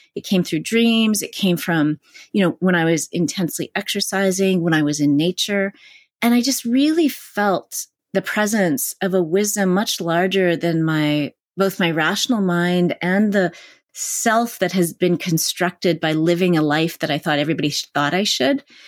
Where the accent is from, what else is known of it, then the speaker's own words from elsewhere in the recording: Canada; now in California, United States; where I was growing up in Canada